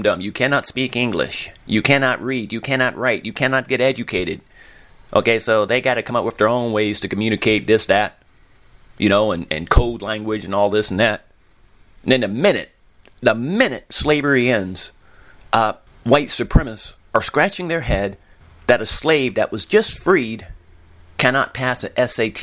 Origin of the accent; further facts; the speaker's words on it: Pullman, Washington, United States; also born or lived in Albion, Washington; when I grew up there in Albion and Pullman, Washington